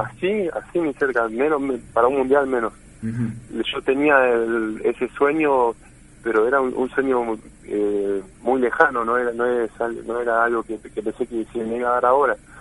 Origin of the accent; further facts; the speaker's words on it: Argentina; que somos los argentinos